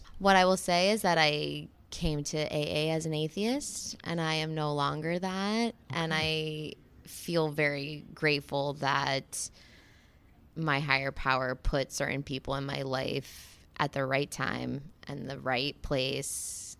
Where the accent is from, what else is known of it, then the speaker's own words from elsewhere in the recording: Fort Lauderdale, Florida, United States; I'm an alcoholic. I'm from Fort Lauderdale, Florida.